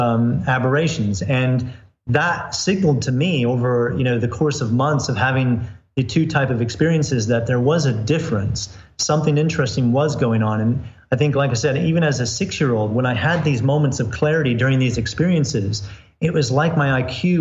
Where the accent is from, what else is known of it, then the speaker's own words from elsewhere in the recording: Florida, United States; I grew up in the U.S. I grew up in Florida